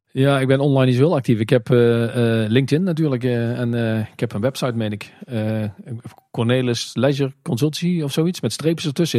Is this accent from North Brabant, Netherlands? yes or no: yes; North Brabant, Netherlands; wij zijn natuurlijk heel slim als Brabanders